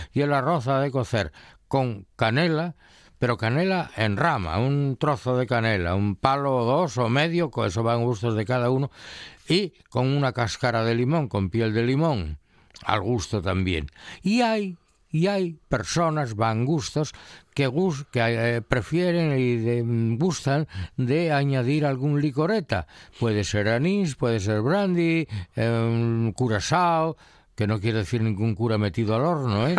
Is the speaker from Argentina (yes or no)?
no; Colunga, Asturias, Spain; yo la comí mucho de niño, ¿no? Ahí en mi pueblo hacía en Colunga